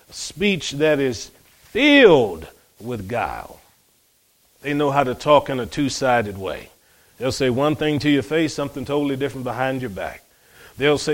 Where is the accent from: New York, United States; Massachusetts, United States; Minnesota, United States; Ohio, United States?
Ohio, United States; Cleveland; growing up in Cleveland, Ohio, my brothers